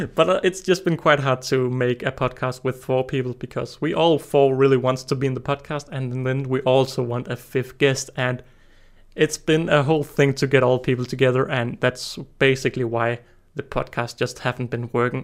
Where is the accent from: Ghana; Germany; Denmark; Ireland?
Denmark; I'm twenty years old and I'm from Denmark